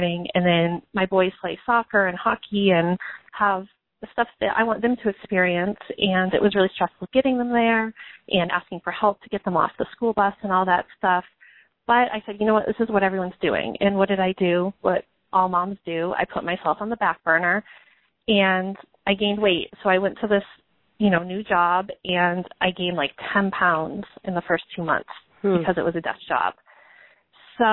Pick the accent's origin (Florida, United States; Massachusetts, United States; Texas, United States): Massachusetts, United States; I'm from Massachusetts, and that's where I am now. We've kind of moved all over, but I live in Massachusetts